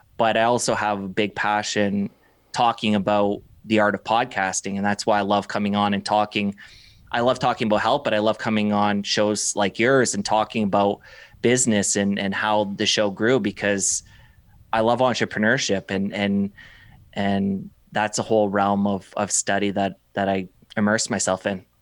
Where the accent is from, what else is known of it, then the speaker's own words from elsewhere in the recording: Windsor, Ontario, Canada; also born or lived in Toronto; I came back to my hometown, Windsor, Ontario